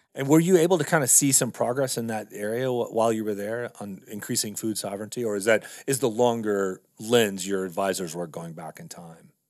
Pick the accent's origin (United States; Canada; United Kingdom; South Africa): United States; Texas; moved away as an adult; also born or lived in California; now in Montana, United States; I grew up in Texas and then went to school in California